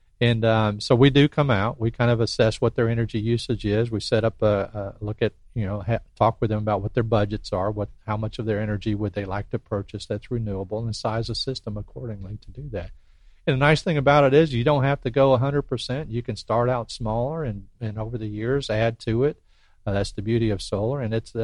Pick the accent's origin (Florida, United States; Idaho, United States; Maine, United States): Florida, United States; Pensacola; moved away as an adult; I grew up here in Pensacola, so my heart's here.